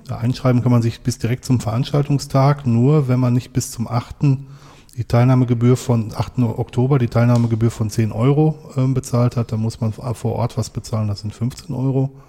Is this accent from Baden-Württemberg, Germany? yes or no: no; North Rhine-Westphalia, Germany; das ist im, im, im Ruhrgebiet und ich werde natürlich in meiner Heimat dabei sein, wenn so die Event startet.